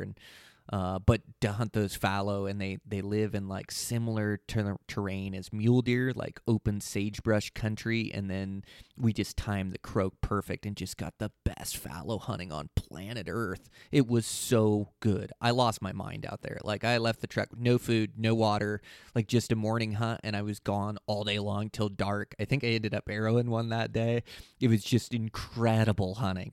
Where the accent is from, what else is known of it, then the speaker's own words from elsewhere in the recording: Pacific Northwest, United States; I come from the Pacific Northwest is where I was born and raised.